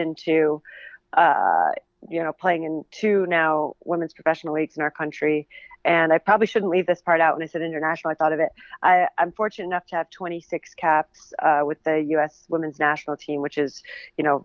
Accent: Northern New Jersey, United States; I'm originally from Northern New Jersey

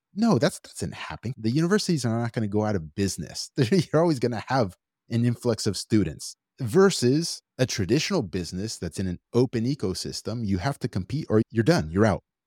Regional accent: Los Angeles, California, United States; I'm just from L

